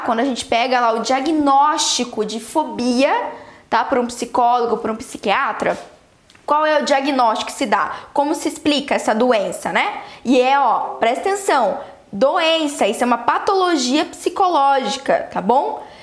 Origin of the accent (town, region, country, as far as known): Brazil